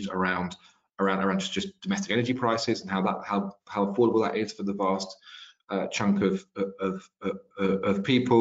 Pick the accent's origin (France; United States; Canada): France; now in United Kingdom; I grew up in France